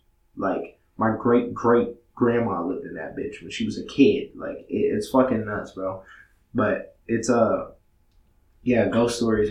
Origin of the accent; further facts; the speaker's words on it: Massachusetts, United States; The house I grew up in Massachusetts, so that shit was fucking, that shit was bananas.